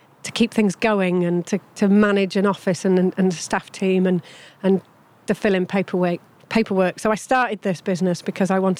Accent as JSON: {"language": "English", "area": "Yorkshire Dales", "region": "Yorkshire and the Humber", "country": "United Kingdom", "tie": "born or raised there", "said": "I grew up in the Yorkshire Dales"}